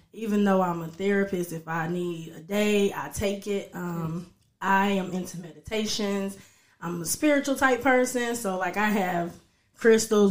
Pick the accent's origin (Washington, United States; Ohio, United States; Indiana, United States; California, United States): Ohio, United States; Dayton; I'm actually right from here, Dayton, Ohio. Um, yeah, I'm from here. I grew up here